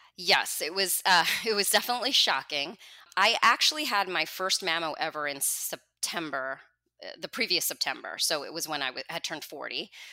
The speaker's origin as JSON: {"language": "English", "region": "New Jersey", "country": "United States", "tie": "born or raised there", "also_born_or_lived": "Manhattan, New York", "said": "I was born in New Jersey, and I've lived here my whole life, except for a five-year stint where my husband and I lived in Manhattan"}